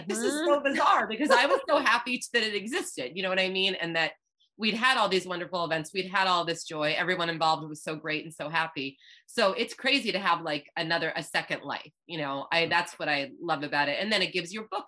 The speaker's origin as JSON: {"language": "English", "area": "Cape Cod", "region": "Massachusetts", "country": "United States", "said": "I'm from Cape Cod"}